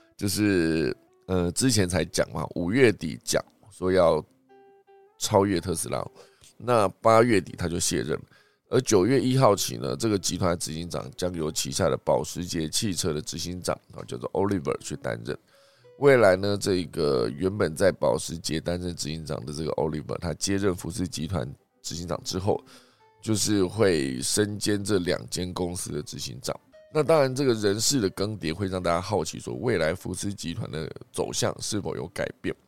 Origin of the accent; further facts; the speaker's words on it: Taiwan; 我们台湾这边呢也难以幸免